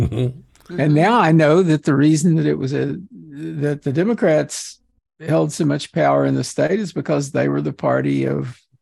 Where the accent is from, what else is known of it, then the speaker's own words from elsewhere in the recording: West Texas, United States; I grew up in West Texas.